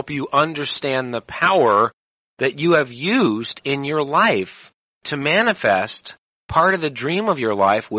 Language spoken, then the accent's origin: English; United States; I'm an American